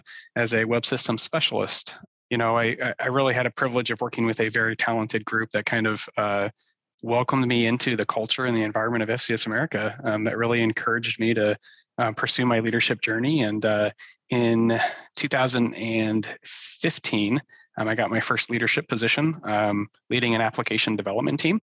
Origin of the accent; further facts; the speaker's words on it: Omaha, Nebraska, United States; I was born and raised in Omaha, kind of been here my whole life